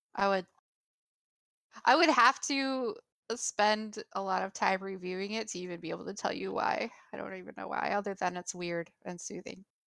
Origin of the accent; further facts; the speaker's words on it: United States; my perspective as an American